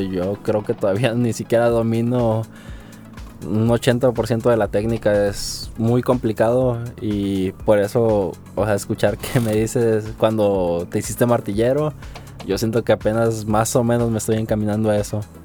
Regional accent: Tepic, Nayarit, Mexico; yo soy de aquí de Tepic, sí, soy de aquí de Tepic, Nayarit.

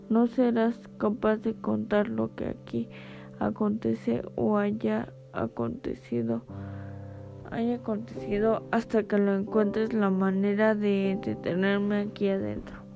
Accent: Jalpan de Serra, Querétaro, Mexico; Soy nativo de Jalpan de Serra. A mis 35 años trabajaba en el campo. Tenía que recorrer cerca de 10 kilómetros todos los días sobre la carretera que llevaba de Jalpan a Lana de Matamoros.

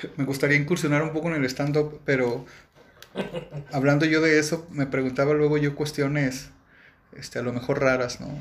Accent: León, Guanajuato, Mexico; soy de León, Guanajuato me siento muy orgulloso de, pertenecer pues al Estado, al municipio

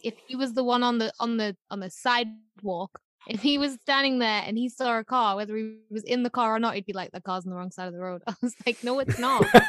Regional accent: United Kingdom

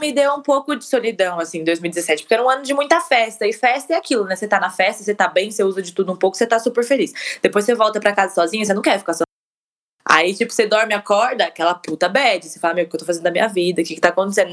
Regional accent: Guarulhos, São Paulo, Brazil; also born or lived in Atibaia; a gente é de Guarulhos, a gente mudou para Atibaia, ficou um ano e pouco em Atibaia, depois a gente voltou para Guarulhos

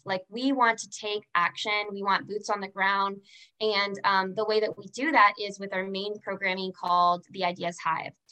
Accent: Orlando, Florida, United States; also born or lived in Fort Lauderdale, Florida; I grew up in Orlando, Florida. Um, I had moved there from from Fort Lauderdale

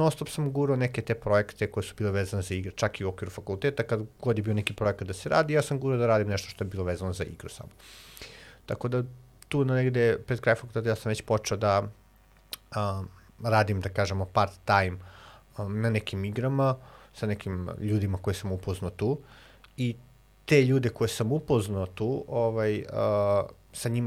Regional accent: Alibunar, Vojvodina, Serbia; moved away as an adult; also born or lived in Belgrade / Novi Sad; Ja sam se vratio kod mojih roditelja u Alibunaru, dakle sam rodom iz Alibunara

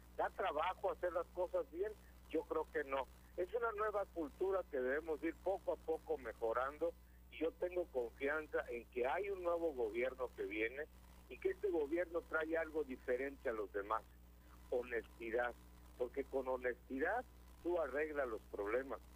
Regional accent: Michoacán, Mexico; now in California, United States; yo soy de Michoacán

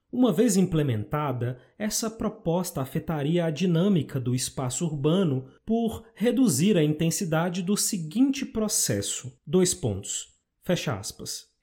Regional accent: Brasília, Federal District, Brazil; now in Minas Gerais, Brazil; Eu nasci no Distrito Federal, mas hoje eu moro em Minas Gerais

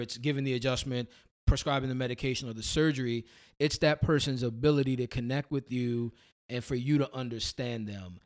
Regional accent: New Orleans, Louisiana, United States; accent: New Orleans tongue; now in Somerville, United States; I started my journey in New Orleans, Louisiana. So that's, that's originally where I'm from. Uh, went to undergrad at Xavier University down there.

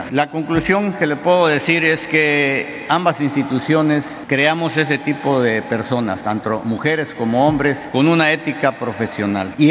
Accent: Mexico; los que nos vamos a favorecer somos nosotros los mexicanos.

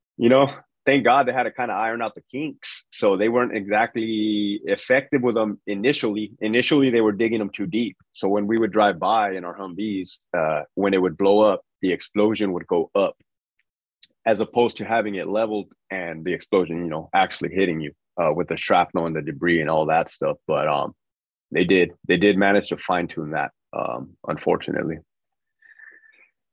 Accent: Brawley, California, United States; moved away as an adult; I'm from Brawley, California, small town in the Imperial Valley

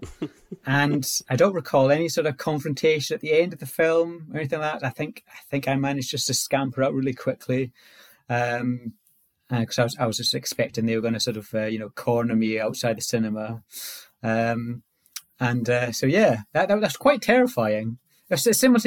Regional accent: Orkney, Scotland, United Kingdom; I was born in Orkney, which is a very sort of remote sort of island in northern Scotland

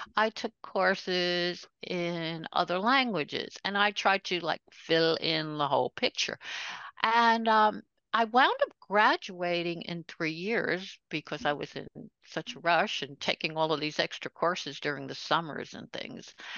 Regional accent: New York City, New York, United States; also born or lived in Brooklyn, New York; I was born in Brooklyn, New York. but grew up right over the border in Queens, New York

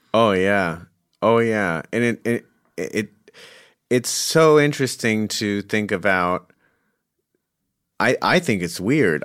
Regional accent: Scottsdale, Arizona, United States; I'm from Phoenix, Scottsdale.

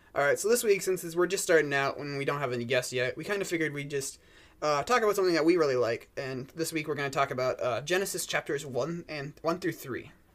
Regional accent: Duluth, Minnesota, United States; I'm born and raised here in Duluth, Minnesota

